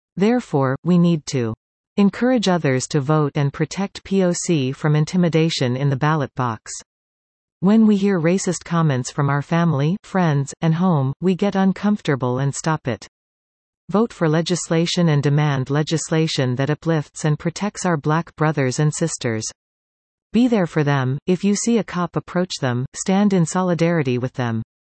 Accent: Dominican Republic; moved away; I come from the Dominican Republic

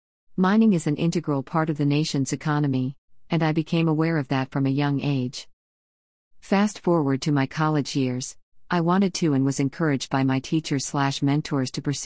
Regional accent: Freetown, Western Area, Sierra Leone; born there; I was born in Freetown, Sierra Leone, a small country in West Africa.

